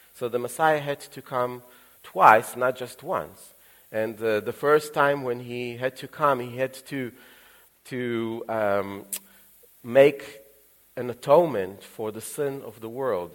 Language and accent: English; Israel; moved away; also born or lived in Ukraine; they took me by the hand and uh, we moved to Israel and I grew up in Israel since